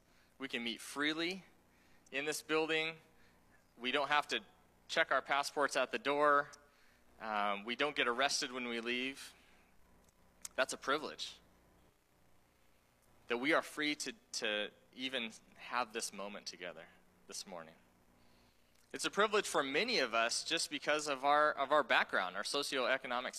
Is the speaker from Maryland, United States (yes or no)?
no; Oregon, United States; also born or lived in Taiwan; someone who grew up here in, you know, born and raised in Oregon